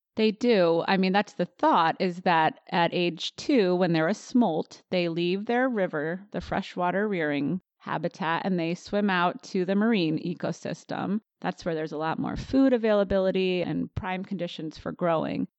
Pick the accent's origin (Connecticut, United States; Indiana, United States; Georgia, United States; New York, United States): Connecticut, United States; right outside of New Haven; moved away as an adult; now in Olympia, United States; I was born and raised in Connecticut, right outside of New Haven, on a horse farm, actually